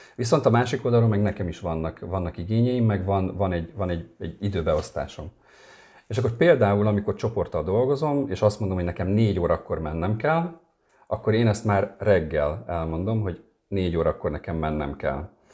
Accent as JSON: {"language": "Hungarian", "town": "Érd", "region": "Pest", "country": "Hungary", "tie": "born or raised there", "also_born_or_lived": "a small village in rural Hungary", "said": "én vidéken nőttem fel uh-huh. egy mhm. kis faluban, és csak 8 éves koromtól érden."}